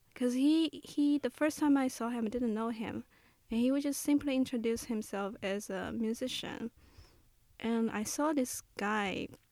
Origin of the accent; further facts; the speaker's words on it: Shanghai, China; moved away as an adult; also born or lived in Memphis; the place I grew up in Shanghai